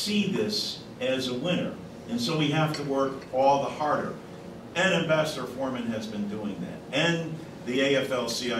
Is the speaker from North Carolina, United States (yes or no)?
no; East Hartford, Connecticut, United States; my hometown of East Hartford